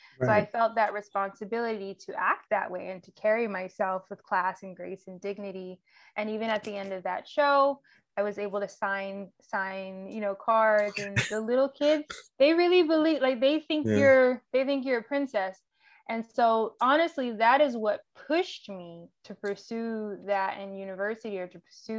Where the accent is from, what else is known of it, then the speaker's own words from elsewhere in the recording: Atlanta, Georgia, United States; also born or lived in Riverdale / College Park / Fayetteville / East Point; We moved around quite a bit. I will say it would be easiest to say kind of Metro Atlanta.